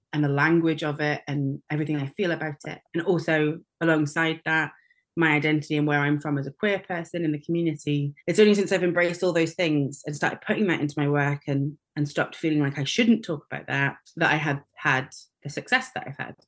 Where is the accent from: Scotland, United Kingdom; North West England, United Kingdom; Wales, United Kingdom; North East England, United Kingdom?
Wales, United Kingdom; North; when I was very, very small, we moved to North Wales and I was educated in North Wales at school there and learnt Welsh.